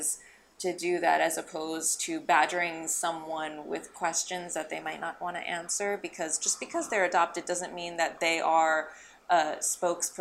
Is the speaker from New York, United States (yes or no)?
no; Alexandria, Virginia, United States; now in Los Angeles, United States; I grew up in Alexandria, Virginia, so just outside of DC